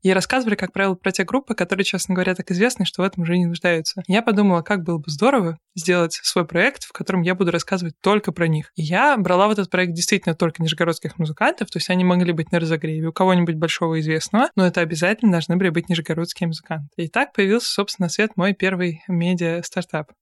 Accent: Nizhny Novgorod, Nizhny Novgorod Oblast, Russia; в своем родном городе, я из Нижнего Новгорода

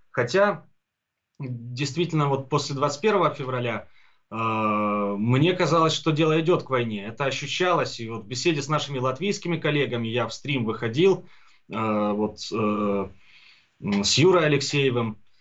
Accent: Donbas, Ukraine; also born or lived in Kharkiv; родился, вырос и живу здесь, у себя на родине, в Донбассе

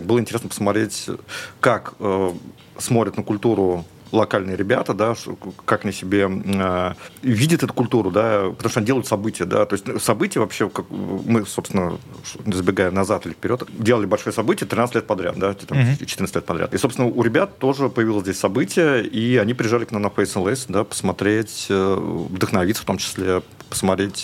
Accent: Russia; moved away as an adult; also born or lived in Moscow; now in Dubai, United Arab Emirates; мы из России теперь

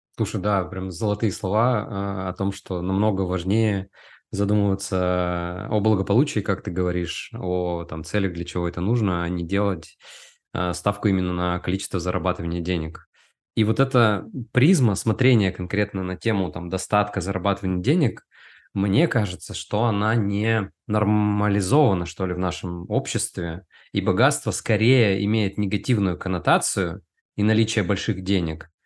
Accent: Udmurtia, Russia; я вырос э, в Удмуртии, это регион России, в Поволжье.

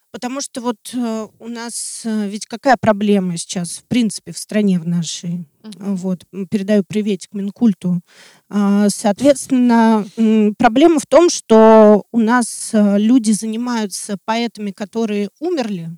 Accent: Russia; я очень горжусь тем, что я россиянин

